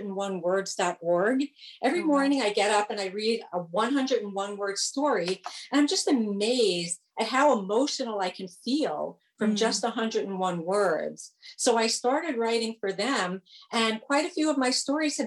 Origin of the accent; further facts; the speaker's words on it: New York City, New York, United States; now in Northern New Jersey, United States; I grew up in New York City. Now I live in Northern